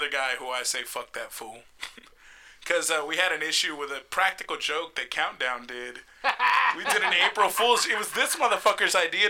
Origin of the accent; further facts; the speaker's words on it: Puerto Rico; I'm from Puerto Rico.